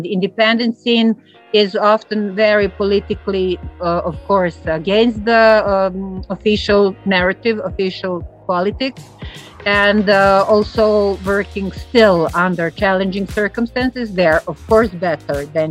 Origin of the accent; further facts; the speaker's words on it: Belgrade, Serbia; So I'm coming from Belgrade. This is the capital of Serbia